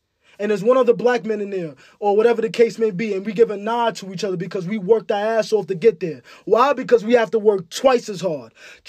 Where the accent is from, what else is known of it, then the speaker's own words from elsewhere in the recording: Ghana; I'm African, nigga. I'm from Ghana.